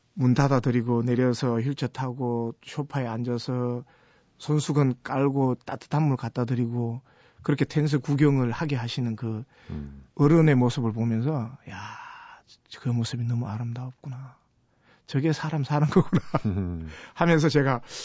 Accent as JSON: {"language": "Korean", "region": "Gyeongsang", "country": "South Korea", "said": "제가 경상도 촌놈인데"}